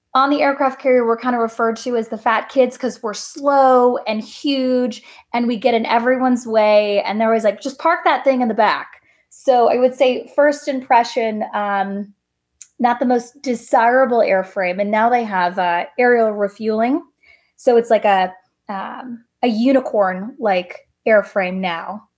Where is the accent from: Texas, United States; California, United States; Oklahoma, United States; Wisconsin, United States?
California, United States; Coronado; I grew up in Coronado, California, so heavy Navy town